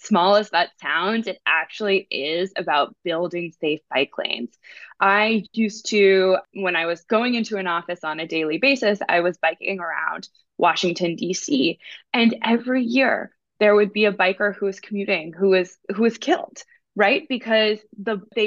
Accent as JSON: {"language": "English", "country": "Netherlands", "said": "I am from the Netherlands as well"}